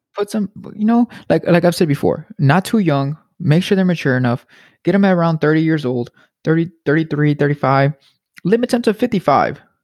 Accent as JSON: {"language": "English", "country": "United States", "said": "I'm an American"}